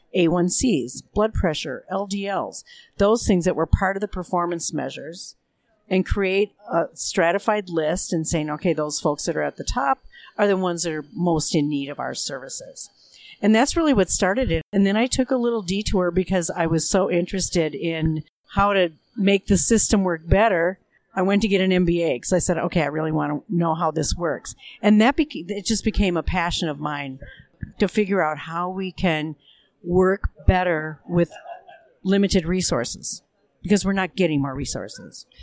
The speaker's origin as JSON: {"language": "English", "town": "Minneapolis", "region": "Minnesota", "country": "United States", "said": "I come from Minneapolis, Minnesota"}